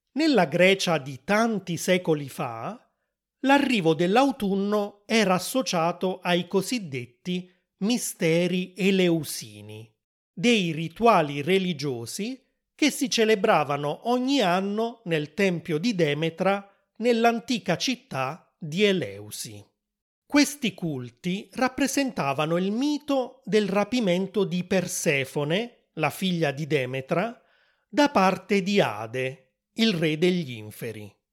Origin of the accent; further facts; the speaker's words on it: Italy; sono italiano